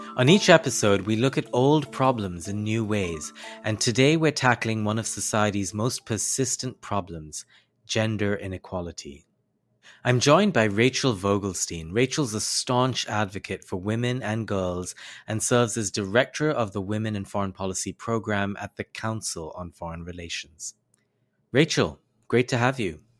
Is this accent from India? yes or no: yes; India; I grew up in South Asia, in India